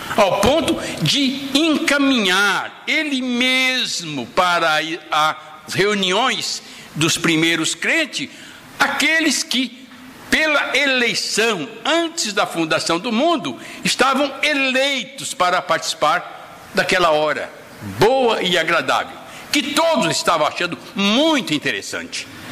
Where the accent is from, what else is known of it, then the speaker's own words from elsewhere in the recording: Bramunda, São Paulo, Brazil; also born or lived in Caximba, near Glicério; tenho uma imagem da casa que eu fui morar em Bramunda quando eu cheguei lá, de quatro anos